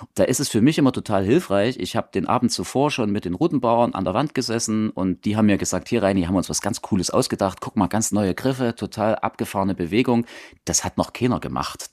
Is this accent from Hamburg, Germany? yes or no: no; Saxon Switzerland, Saxony, Germany; moved away as an adult; now in Leipzig, Germany; da ich ja ursprünglich aus der sächsischen Schweiz komme, also ich bin im Elbsandsteingebirge groß geworden